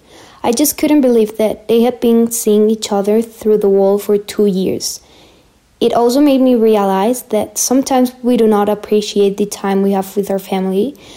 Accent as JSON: {"language": "English", "country": "Mexico", "said": "I'm from Mexico and I am on Planet Classroom."}